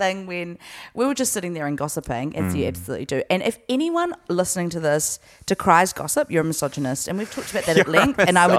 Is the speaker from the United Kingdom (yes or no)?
no; New Zealand; born or raised there